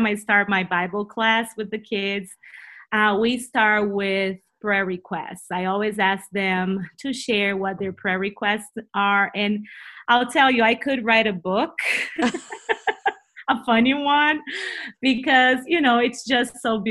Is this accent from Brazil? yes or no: yes; Brazil; accent: Brazilian; first language Portuguese; English is a second language; moved away as an adult; now in United States; We moved here 7 years ago from Brazil, so we're from Brazil. You will listen to my funny accent